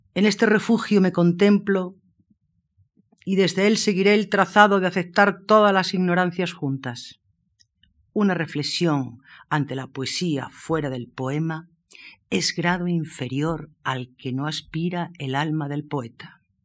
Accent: Moraleja, Extremadura, Spain; born or raised there

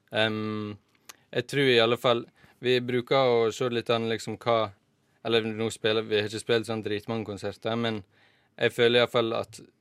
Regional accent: Volda, Møre og Romsdal, Norway; moved away; Jeg skal ha sommerjobb hjemme i Volda

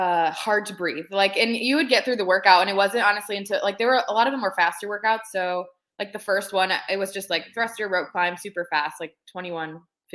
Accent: Hilliard, Ohio, United States; also born or lived in Youngstown, Ohio; I'm from Hilliard, which is like a suburb of Columbus.

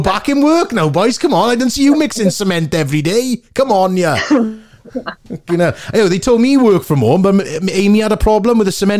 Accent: Port Talbot, Wales, United Kingdom; people who I grew up with in Portalbert who've gone on, yourself, Cathy, Scott Arthur, lots of people from Wales

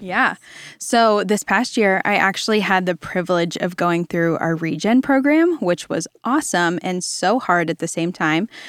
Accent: Virginia, United States; now in Dallas, United States; I am originally from Virginia. I am a beach kid at heart

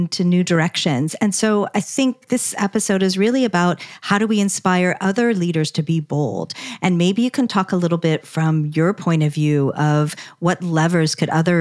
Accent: Palo Alto, California, United States; I'm from Palo Alto

